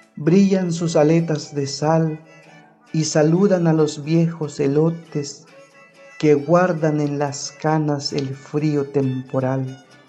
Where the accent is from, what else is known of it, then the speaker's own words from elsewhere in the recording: Tumbalá, Chiapas, Mexico; first language Ch'ol; Spanish is a second language; formo parte de la cultura chol, nací en Pactiún Tumbalá, Chiapas